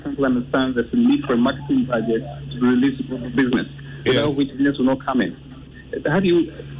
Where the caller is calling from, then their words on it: Accra, Greater Accra, Ghana; Hi, good afternoon. … I'm calling from La Paz.